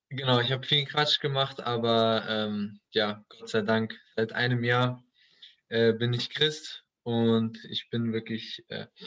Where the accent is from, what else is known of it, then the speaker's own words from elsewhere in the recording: Duisburg, North Rhine-Westphalia, Germany; Ich bin in Duisburg groß geworden. Äh, Duisburg äh, kennen sicherlich einige, ist jetzt nicht dafür bekannt, die schönste Stadt in Deutschland zu sein.